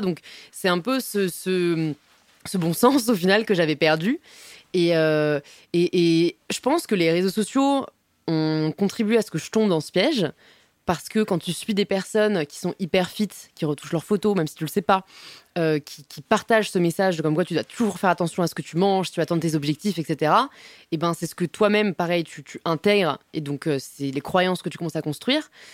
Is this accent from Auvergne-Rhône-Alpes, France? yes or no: no; Paris, Île-de-France, France; j'ai grandi à Paris, je suis parisienne euh, de toujours.